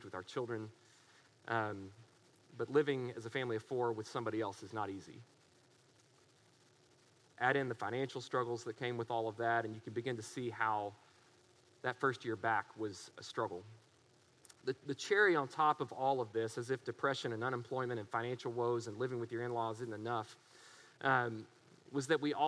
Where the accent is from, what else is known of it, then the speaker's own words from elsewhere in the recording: Waco, Texas, United States; we're from Waco